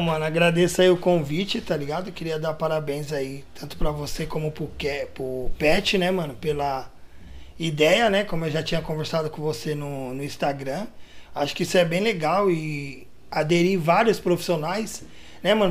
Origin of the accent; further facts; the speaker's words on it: São Paulo, Brazil; also born or lived in Guarulhos; eu nasci em Guarulhos, tipo, com um ano de idade eu mudei de Guarulhos. Fui morar no Jardim Peri, que é onde eu tô uhum. até hoje. Então tenho 34 anos de Jardim Peri